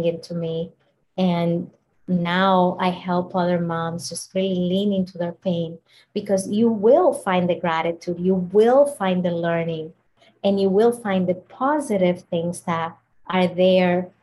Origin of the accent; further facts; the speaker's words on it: Dominican Republic; I grew up in the Dominican Republic in a slum, in extreme poverty